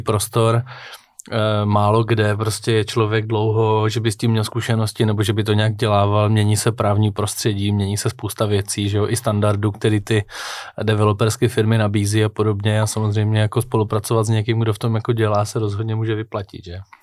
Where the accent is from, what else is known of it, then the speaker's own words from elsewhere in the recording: Czechia; my jako Češi